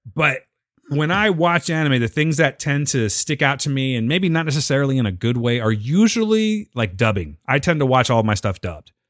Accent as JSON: {"language": "English", "town": "Pinedale", "region": "California", "country": "United States", "tie": "born or raised there", "said": "I grew up in Pinedale, okay? Pinedale, California"}